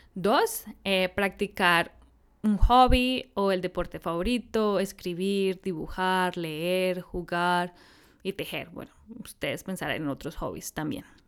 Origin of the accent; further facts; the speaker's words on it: Bogotá, Colombia; moved away as an adult; also born or lived in Austin, United States / India / San Francisco, United States / Brazil; como buena bogotana de la ciudad